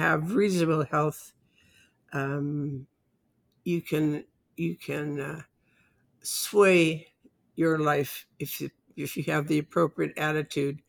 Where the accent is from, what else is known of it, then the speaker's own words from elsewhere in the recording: Canada; I'm Canadian.